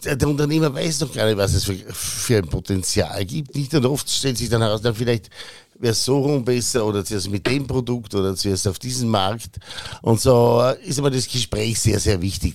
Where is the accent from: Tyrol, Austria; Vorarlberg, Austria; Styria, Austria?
Vorarlberg, Austria; Bregenz; moved away as an adult; also born or lived in Innsbruck / Vienna; now in Berlin, Germany; ich bin gebürtiger Bregenzer, in Bregenz in die Schule gegangen